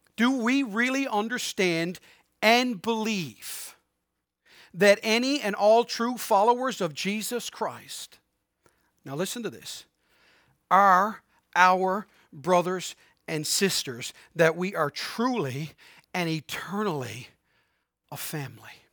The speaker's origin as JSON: {"language": "English", "town": "Harbour Grace", "region": "Newfoundland and Labrador", "country": "Canada", "tie": "born or raised there", "also_born_or_lived": "Prince Edward Island", "moved": "yes", "lives_now": "St. John's, Canada", "said": "I was born in Saint John's, but raised in Harbor Grace"}